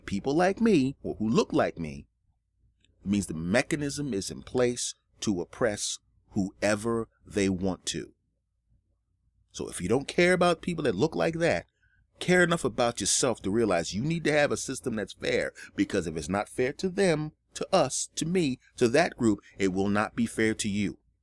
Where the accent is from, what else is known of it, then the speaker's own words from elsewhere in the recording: United States; as American citizens